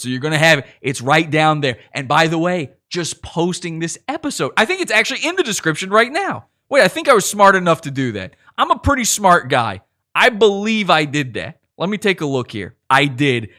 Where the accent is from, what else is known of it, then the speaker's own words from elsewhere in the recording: Virginia, United States; I'm from Virginia